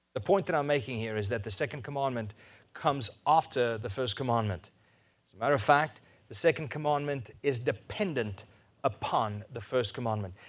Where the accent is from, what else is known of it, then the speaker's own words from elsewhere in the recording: South Africa; first language Afrikaans; English is a second language; I was Afrikaans, I couldn't speak any English